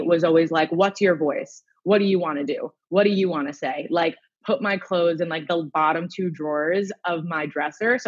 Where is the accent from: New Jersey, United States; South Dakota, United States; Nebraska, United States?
New Jersey, United States; I grew up in New Jersey